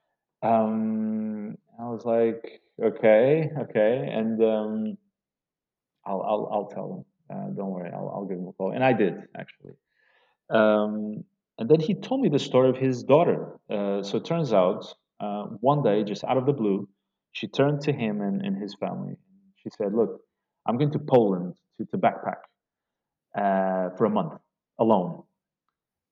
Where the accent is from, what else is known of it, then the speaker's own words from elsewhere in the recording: Portugal; moved away as an adult; now in Beirut, Lebanon; from Portugal